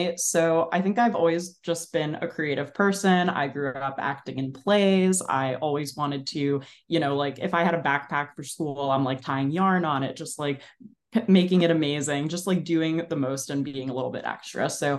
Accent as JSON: {"language": "English", "region": "New Jersey", "country": "United States", "tie": "born or raised there", "said": "I grew up in New Jersey in Bergen County. So I was always like a 30-minute drive"}